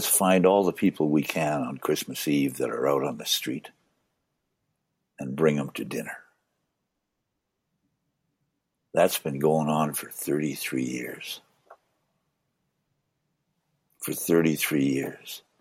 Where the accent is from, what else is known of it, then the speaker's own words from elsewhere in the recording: One Arrow First Nation, Saskatchewan, Canada; also born or lived in Winnipeg, Manitoba; now in Alberta, Canada; I was born on One Arrow.